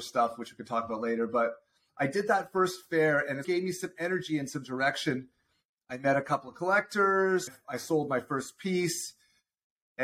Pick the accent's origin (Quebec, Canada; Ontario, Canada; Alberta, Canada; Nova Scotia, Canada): Ontario, Canada; Toronto; moved away as an adult; now in Southern California, United States; I'm originally from Toronto, Ontario, Canada. We moved here about 4 years ago